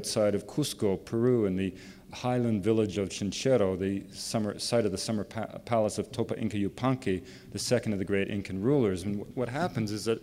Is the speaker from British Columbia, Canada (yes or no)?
yes; British Columbia, Canada; I was raised in the forests of British Columbia